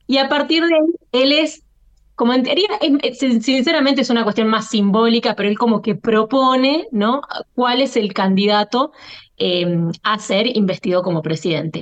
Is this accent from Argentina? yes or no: yes; Argentina; yo me siento argentina antes que descendiente de libaneses o españoles